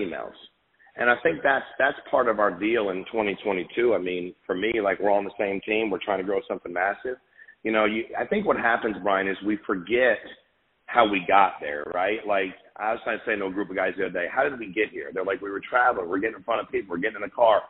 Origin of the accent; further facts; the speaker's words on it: Connecticut, United States; now in Florida, United States; I was born and raised in Connecticut